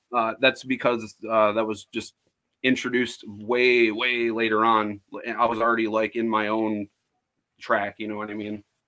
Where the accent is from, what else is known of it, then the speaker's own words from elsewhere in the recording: Woodhaven, Michigan, United States; i was born where i live right now in woodhaven michigan i'm about uh, 20 minutes south of detroit